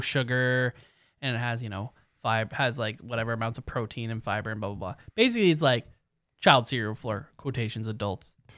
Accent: Canada; we are Canadian

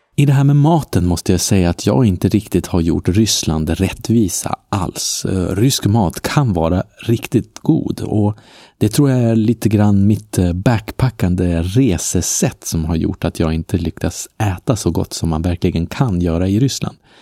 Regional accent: Norrland, Sweden; i Norrland, eh, där jag är ifrån, som man kanske hör då och då på mitt uttal

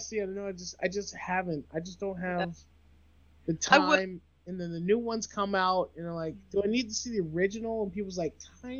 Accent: the American South, United States; I'm also from the American South.

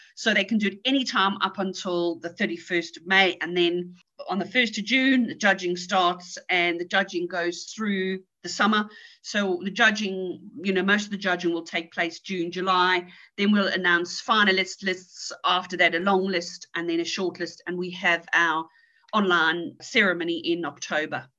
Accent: South Africa; also born or lived in England; now in Spain; I'm, I'm originally from South Africa. I lived a lot of my life in England

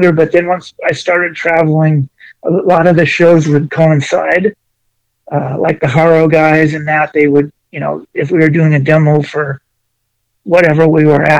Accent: Newport Beach, California, United States; was born and raised in Orange County, Newport Beach. Graduated out of Cypress High School

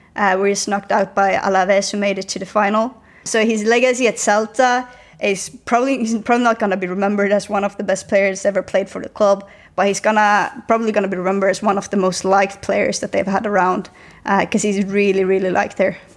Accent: Sweden; now in Spain; I said I was from Sweden

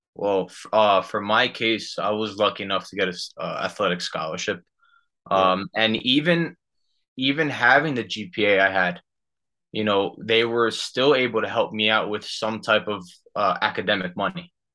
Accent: Union, New Jersey, United States; I'm from Union, New Jersey

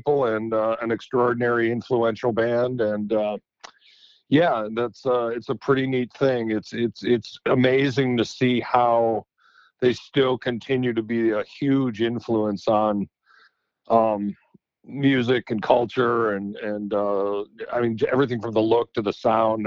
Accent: Cleveland, Ohio, United States; I was born and raised in Cleveland, went away to school, got kicked out of high school in the middle of my senior year and moved back to Cleveland

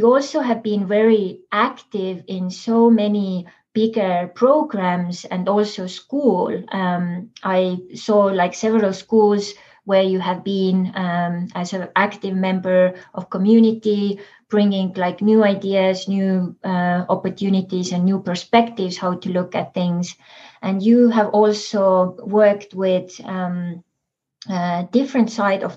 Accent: Estonia; now in San Diego, United States; we are from Estonia

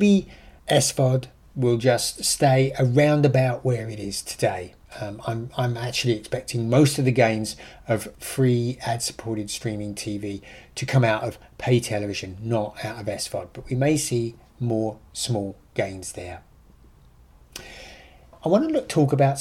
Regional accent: United Kingdom; accent: British; now in United States; I'm an ex-Brit

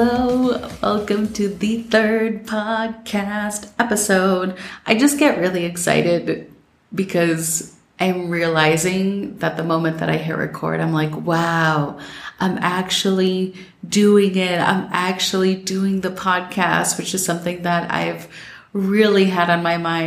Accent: Minnesota, United States; growing up in Minnesota

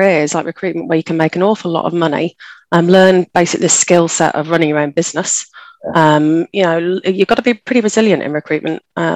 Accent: Leeds, Yorkshire and the Humber, United Kingdom; moved away as an adult; also born or lived in Tokyo, Japan; I got hired in Leeds, which is my hometown.

